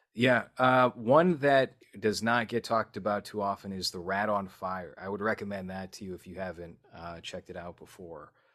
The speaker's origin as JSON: {"language": "English", "town": "Boston", "region": "Massachusetts", "country": "United States", "said": "I'm from Boston"}